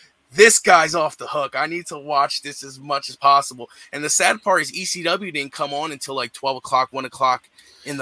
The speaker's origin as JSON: {"language": "English", "region": "New Jersey", "country": "United States", "said": "I'm from South Jersey, so like it was very local to me"}